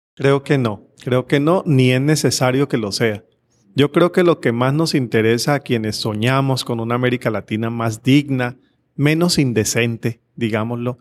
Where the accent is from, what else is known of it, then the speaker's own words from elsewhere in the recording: Cali, Valle del Cauca, Colombia; estamos precisamente en Cali, ciudad donde yo nací y fui monaguillo en dos iglesias